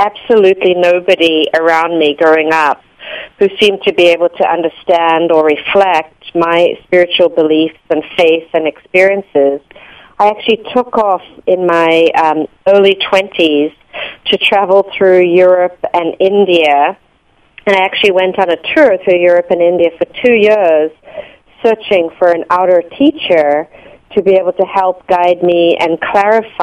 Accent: South Africa; moved away; Growing up in South Africa in an apartheid structure

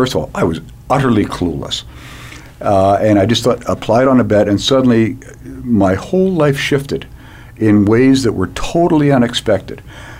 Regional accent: Canada; and I was this dweeb from Canada.

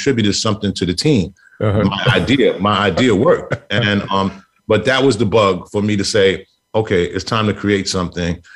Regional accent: New York City, New York, United States; also born or lived in Brooklyn, New York; we moved to Queens Village, and we were the third Black family on the block.

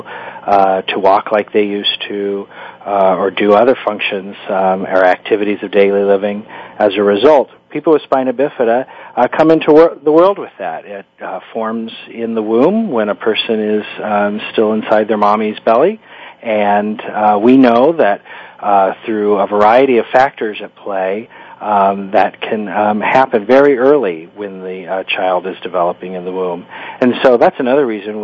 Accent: Kansas, United States; I was born and raised in Kansas

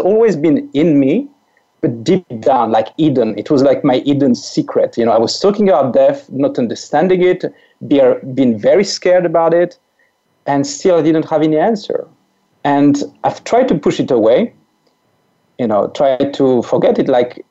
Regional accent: France; accent: French; English is a second language; I'm French. So this weird accent that your listeners may hear is a French accent

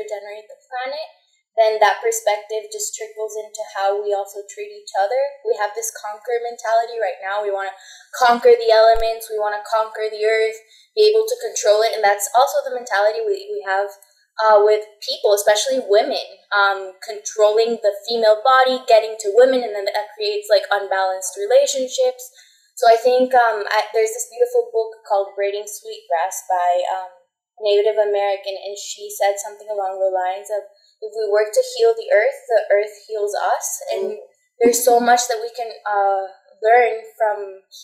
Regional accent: Costa Rica; also born or lived in Chicago, United States; I'm born and raised in Costa Rica

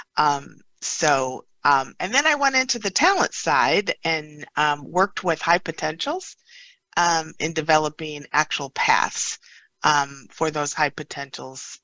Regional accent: Upper Peninsula of Michigan, United States; I grew up in the Upper Peninsula of Michigan

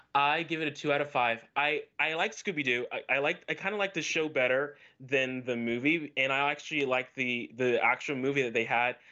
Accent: Orlando, Florida, United States; I'm from Orlando, Florida

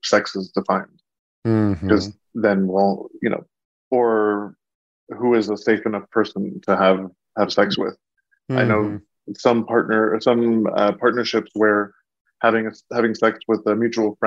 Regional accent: Bay Area, California, United States; also born or lived in Austin, Texas; I was born and raised in the Bay Area

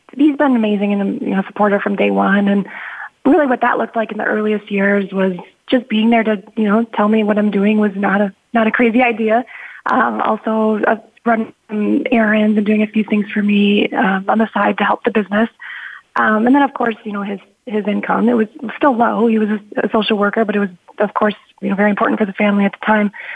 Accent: Midwest, United States; also born or lived in Chicago; I grew up in the Midwest. You know, I had a a very, I guess, typical Midwestern family.

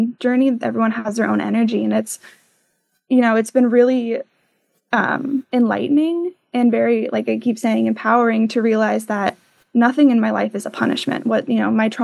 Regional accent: Tucson, Arizona, United States; moved away as an adult; when I'm back home, I'm originally from Tucson

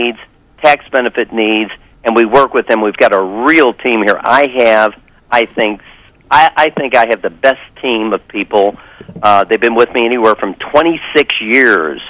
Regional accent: St. Louis, Missouri, United States; I'm from St. Louis

